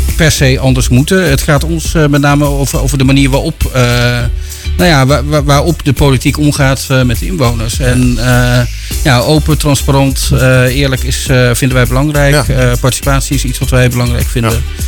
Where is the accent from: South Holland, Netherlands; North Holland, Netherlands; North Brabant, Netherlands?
North Brabant, Netherlands; Breda; now in Houten, Netherlands; ik ben geboren in Breda, dus ik ben eh, de stad gewend.